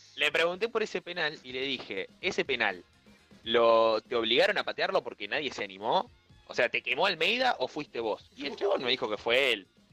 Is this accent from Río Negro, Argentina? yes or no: no; Bahía Blanca, Buenos Aires Province, Argentina; moved away; also born or lived in La Plata / Rosario; Yo crecí en Bahía Blanca, más allá de ser platense